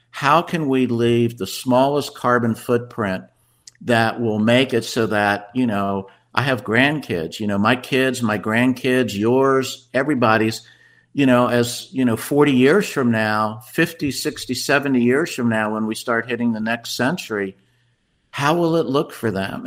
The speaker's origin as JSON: {"language": "English", "town": "Washington", "region": "District of Columbia", "country": "United States", "tie": "born or raised there", "also_born_or_lived": "Chapel Hill, North Carolina", "moved": "as an adult", "lives_now": "Asheville, United States", "said": "I grew up in the Washington, D.C. area"}